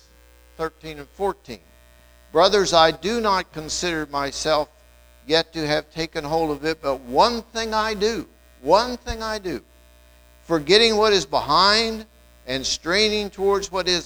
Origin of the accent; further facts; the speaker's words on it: Wetzel County, West Virginia, United States; I'm from Wetzel County, you know, and I'm about as far back in Wetzel County as you can get